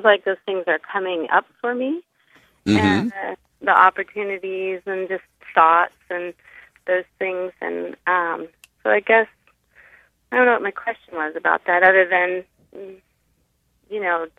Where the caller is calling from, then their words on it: Lomita, California, United States; It's Lomita, the little city in the Los Angeles area.